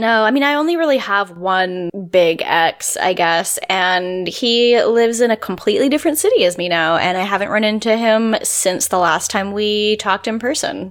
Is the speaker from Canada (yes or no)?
yes; Victoria, British Columbia, Canada; I'm from Victoria. So like, if you want to get off the island, you have to take a boat if you're not flying.